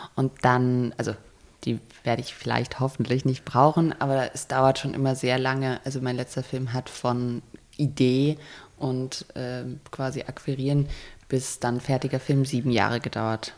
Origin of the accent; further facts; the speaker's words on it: Germany; also born or lived in Berlin; als Deutsche